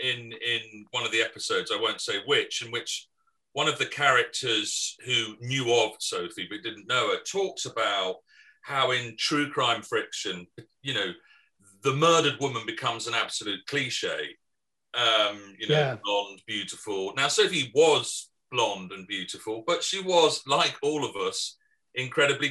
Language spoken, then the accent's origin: English; England, United Kingdom; I'm English